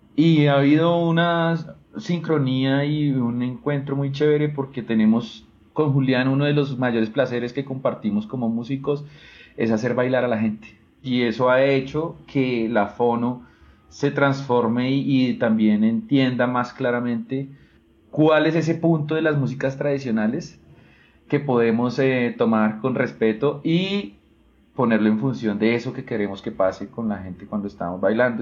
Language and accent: Spanish; Ibagué, Tolima, Colombia; now in Bogotá, Colombia; Yo soy de Ibagué, entonces en realidad mi historia musical en Ibagué es de músico empírico y luego vengo acá